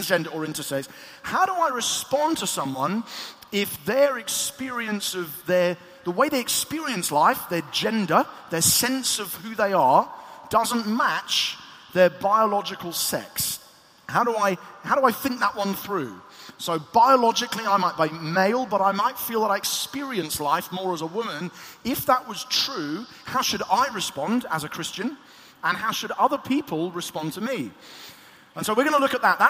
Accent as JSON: {"language": "English", "town": "Eastbourne", "region": "South East England", "country": "United Kingdom", "tie": "born or raised there", "said": "in my hometown of Eastbourne"}